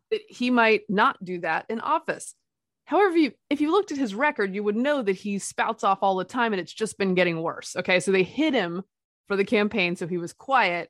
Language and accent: English; Durham, North Carolina, United States; I grew up in Durham. I am a Tobacco Road baby